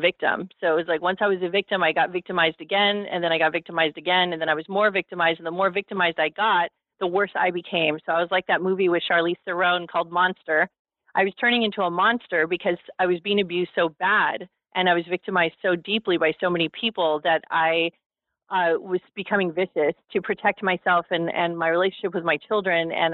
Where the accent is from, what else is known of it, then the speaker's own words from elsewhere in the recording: Los Angeles, California, United States; I was raised in Hollywood, California